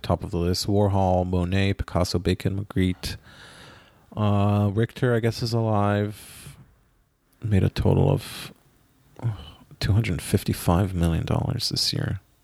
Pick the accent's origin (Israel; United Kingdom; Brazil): Israel; moved away; my hometown in Israel